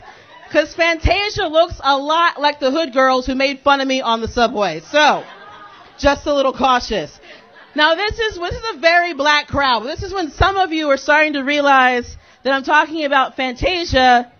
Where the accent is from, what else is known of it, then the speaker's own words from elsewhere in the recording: Phillipsburg, New Jersey, United States; I'm from Jersey. That's where I'm from. Yeah. Exotic New Jersey. I'm from a place called Phillipsburg. Anyone ever hear of it? That's about right. I don't even say that I come from a town. I say I come from parts.